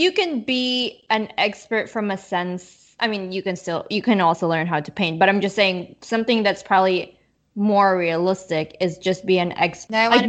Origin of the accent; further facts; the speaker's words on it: Canada; I guess I know a little bit of French too. Well, because I'm Canadian, but but I also do not speak French fluently.